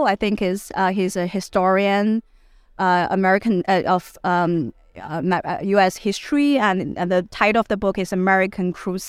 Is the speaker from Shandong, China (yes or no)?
yes; Shandong, China; I looked at Taobao villages in Shandong, in actually my hometown, and which is a handicraft making village and used to be mostly serving export purposes.